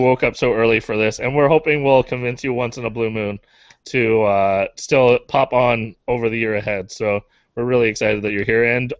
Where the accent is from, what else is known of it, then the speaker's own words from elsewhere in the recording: Canada; You just proved we're Canadian.